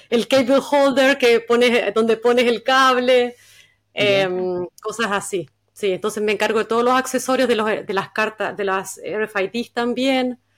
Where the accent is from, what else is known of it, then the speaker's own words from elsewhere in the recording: Concepción, Biobío, Chile; moved away as an adult; now in Stavanger, Norway; Yo soy de Concepción